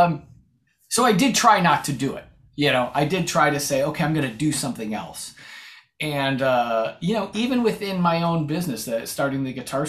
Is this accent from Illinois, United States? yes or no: yes; Chicago, Illinois, United States; moved away as an adult; also born or lived in Boston; I'm from Chicago